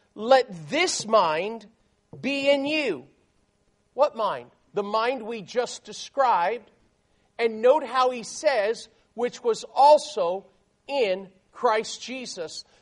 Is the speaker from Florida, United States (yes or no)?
yes; South Florida, United States; I grew up in South Florida. Um, my parents were both from New York City